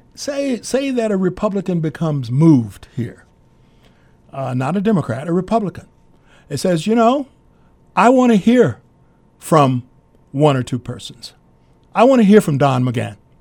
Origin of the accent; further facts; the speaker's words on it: Kansas City, Kansas, United States; growing up in a segregated community in Kansas City, Kansas, and going to all black schools